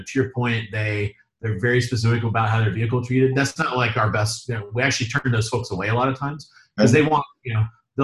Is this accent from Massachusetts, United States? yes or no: no; South Carolina, United States; now in North Carolina, United States; I'm from South Carolina